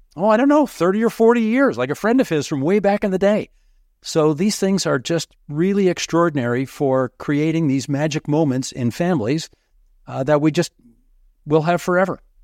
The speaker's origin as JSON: {"language": "English", "region": "Southern Ontario", "country": "Canada", "tie": "born or raised there", "said": "I had been born and raised in Southern Ontario"}